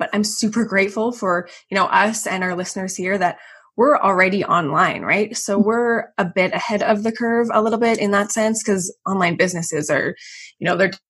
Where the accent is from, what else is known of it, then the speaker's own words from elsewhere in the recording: Calgary, Alberta, Canada; moved away as an adult; also born or lived in Chicago / Vienna, Austria; I'm from Calgary, Canada, and I grew up with two older brothers